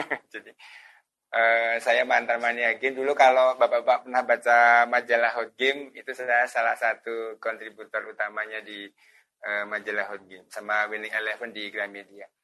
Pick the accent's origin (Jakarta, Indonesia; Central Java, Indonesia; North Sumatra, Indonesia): Central Java, Indonesia; Magelang; Eh, asal saya dari kota Magelang, Jawa Tengah. Jadi saya masih tinggal di kota Magelang, Jawa Tengah.